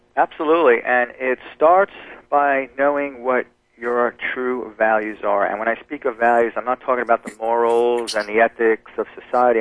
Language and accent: English; New Jersey, United States; moved away; also born or lived in New York; I, I was born in New York, but I grew up in New Jersey